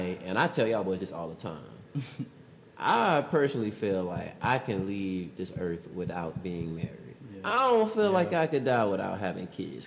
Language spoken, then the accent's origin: English; Savannah, Georgia, United States; We grew up in Savannah.